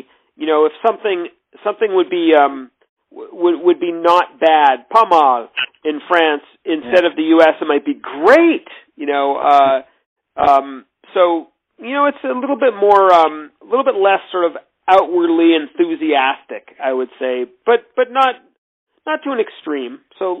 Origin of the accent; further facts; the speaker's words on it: United States; I'm American, and I was young, in my early 20s at the time